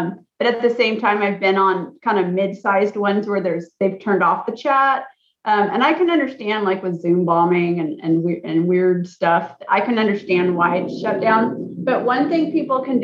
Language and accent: English; Alaska, United States; I'm from Alaska